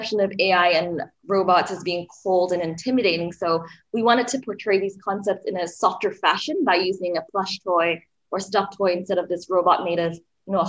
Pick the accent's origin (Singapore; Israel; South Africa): Singapore; moved away as an adult; also born or lived in Berkeley, United States / Melbourne, Australia; now in Los Angeles, United States; I was actually born and raised in Singapore. I went to high school there, and I moved over to the States to attend college at UC Berkeley